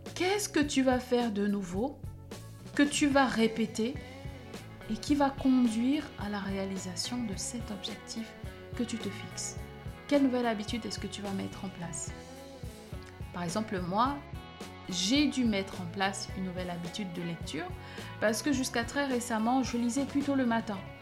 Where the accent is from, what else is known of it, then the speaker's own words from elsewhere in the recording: Cameroon; En grandissant au Cameroun, j'ai été au collège dans une école